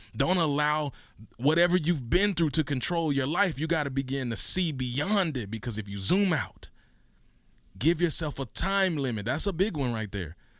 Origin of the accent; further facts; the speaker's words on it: Mississippi, United States; we grew up in Mississippi, which is one of the poorest states in the union